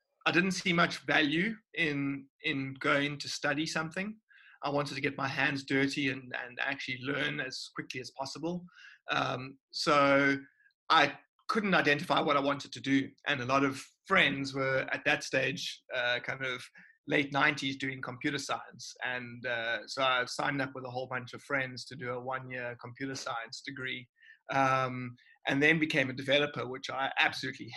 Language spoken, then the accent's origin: English; Cape Town, Western Cape, South Africa; I've always been here in Cape Town